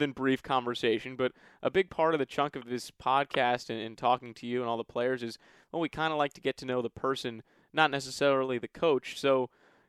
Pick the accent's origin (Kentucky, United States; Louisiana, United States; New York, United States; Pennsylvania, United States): New York, United States; moved away as an adult; now in Maryland, United States; I'm from New York originally